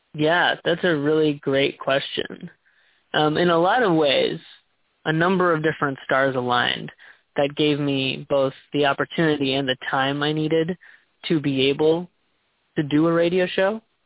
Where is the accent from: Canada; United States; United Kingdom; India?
United States; Texas; moved away as an adult; now in Seattle, United States; I was born and raised in Texas, and I've recently made the big move to Seattle